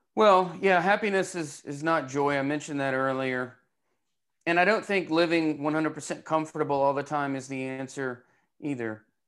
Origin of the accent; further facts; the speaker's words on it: Knoxville, Tennessee, United States; I'm from Knoxville